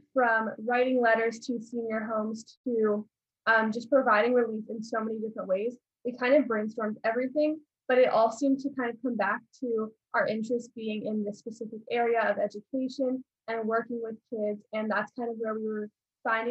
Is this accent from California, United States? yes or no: yes; Los Angeles, California, United States; I'm also from Los Angeles, California, and I am also a senior.